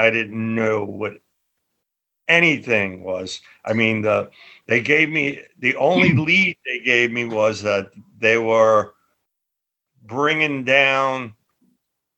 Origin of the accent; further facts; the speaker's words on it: New York, United States; moved away as an adult; also born or lived in London; I used my street smarts that I developed as a kid growing up in Little Italy.